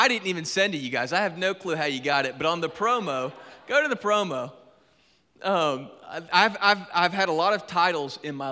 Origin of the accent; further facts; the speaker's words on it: Griffin, Georgia, United States; I was born and raised in Griffin, Georgia, on the other side of Atlanta